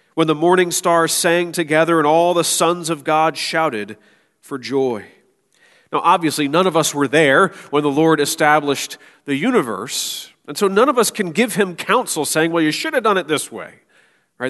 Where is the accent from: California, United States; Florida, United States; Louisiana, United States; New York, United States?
Florida, United States; moved away as an adult; now in Michigan, United States; I grew up in Florida